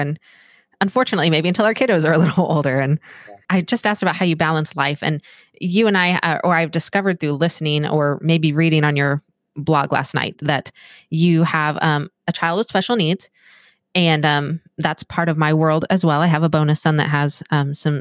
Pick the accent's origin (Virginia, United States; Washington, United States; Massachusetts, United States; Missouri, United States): Missouri, United States; Cassville; moved away as an adult; now in Kansas, United States; I'm from Cassville, Missouri. So right around Roaring River area